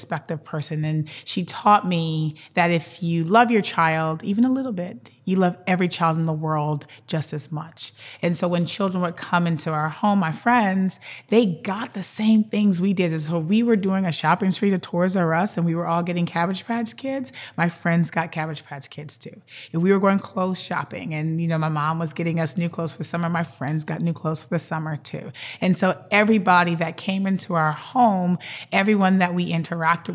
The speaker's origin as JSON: {"language": "English", "town": "New Orleans", "region": "Louisiana", "country": "United States", "tie": "born or raised there", "also_born_or_lived": "Minnesota", "moved": "as an adult", "said": "I am born and raised in New Orleans, Louisiana"}